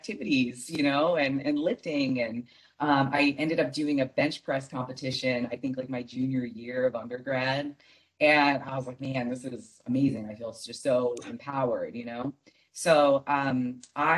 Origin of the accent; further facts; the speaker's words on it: Michigan, United States; now in Arizona, United States; I grew up in Michigan